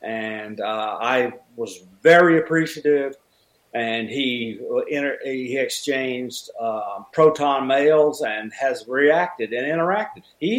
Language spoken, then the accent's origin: English; Alabama, United States; I grew up in Alabama.